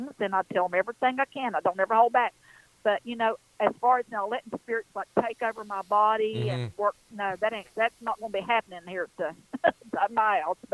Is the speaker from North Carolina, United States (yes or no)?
yes; Western North Carolina, United States; I'm an Appalachian girl. It's exactly what I am, right here in the foothills